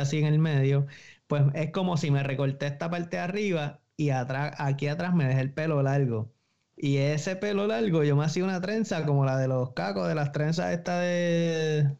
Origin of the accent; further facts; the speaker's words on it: Bayamón, Puerto Rico; soy de Bayamón también